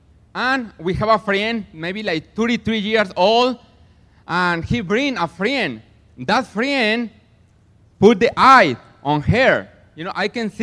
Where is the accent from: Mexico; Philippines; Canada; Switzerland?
Mexico; now in Platina, United States; I am from Mexico, but I live in Platina